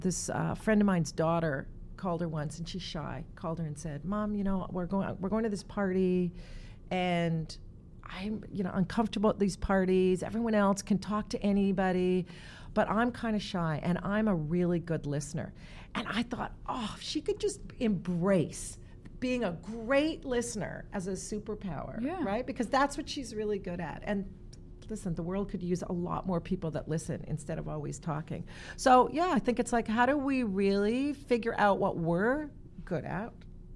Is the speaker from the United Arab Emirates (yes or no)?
no; Toronto, Ontario, Canada; now in New York, United States; My family, I was all from Toronto, so I didn't have any family in New York.